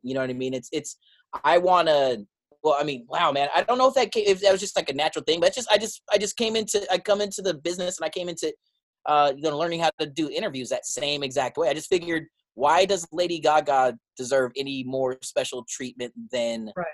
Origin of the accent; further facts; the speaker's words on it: San Diego, California, United States; moved away as an adult; now in New York, United States; born and raised in San Diego